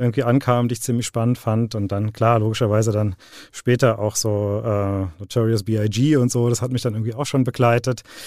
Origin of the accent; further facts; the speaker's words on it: Dreieich, Hesse, Germany; also born or lived in Frankfurt; Ich bin, äh, bin in Frankfurt geboren, äh, bin aber in Dreieich aufgewachsen